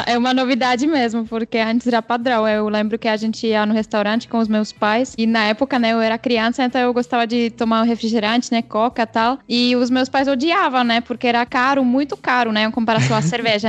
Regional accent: Czechia; now in Brazil; a minha terra natal

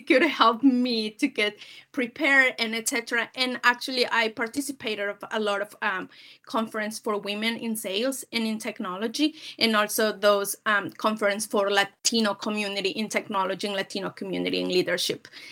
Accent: Peru; moved away as an adult; now in United States; I'm originally from Peru. I'm born and raised, um, in Peru

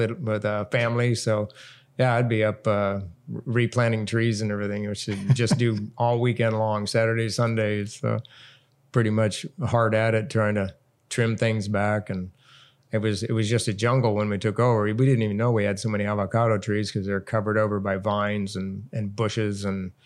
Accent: Southern California, United States; now in Hawaii, United States; Growing up in Southern California

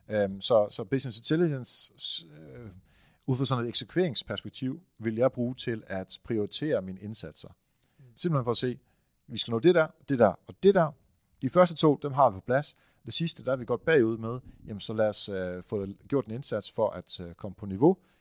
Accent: Netherlands; now in Denmark; Jeg er jo hollænder

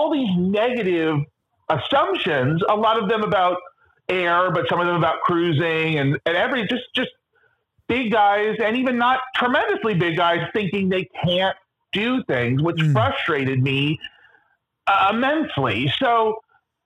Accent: Los Angeles, California, United States; moved away as an adult; now in Wilton Manors, United States; I was 36 at the time and had only lived in Los Angeles my whole life

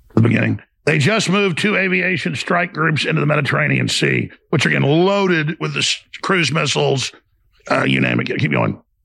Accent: United States; I'm an American

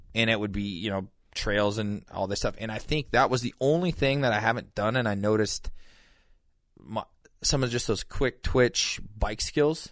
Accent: Montana, United States; growing up in Montana

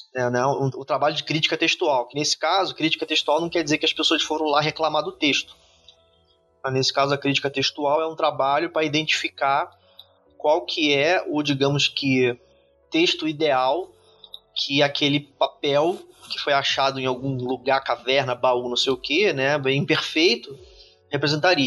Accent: Brazil; a gente é brasileiro

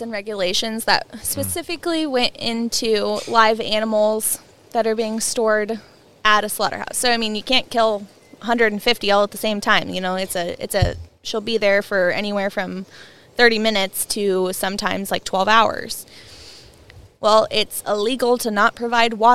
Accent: hometown 2 hours south of Whatcom County, Washington, United States; moved away as an adult; also born or lived in Pullman, Washington; now in Whatcom County, United States; I moved from my hometown 2 hours north to Whatcom County

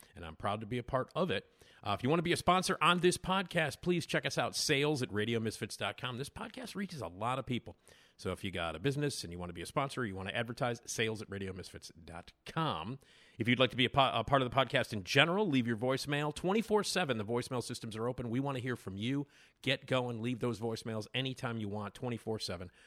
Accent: Chicago, Illinois, United States; I'm from Chicago

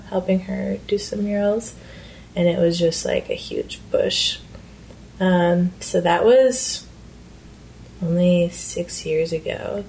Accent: Midwest, United States; moved away as an adult; now in San Francisco, United States; I am from the Midwest, so street art isn't as big of a thing there, especially in smaller towns

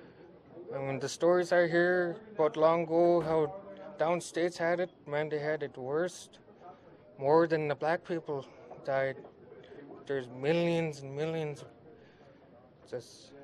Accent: Anvik, Alaska, United States; I'm from Anvik

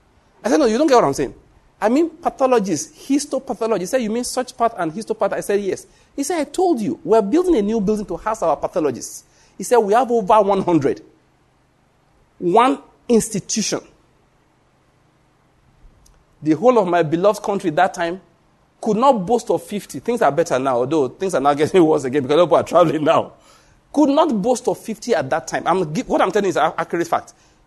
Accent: Nigeria; I was able to show them that I came from Nigeria, yes, but I have something in my brain.

